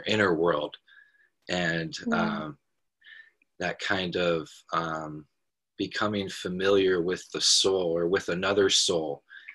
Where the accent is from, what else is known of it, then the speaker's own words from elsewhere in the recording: Portland, Oregon, United States; I grew up in Portland, Oregon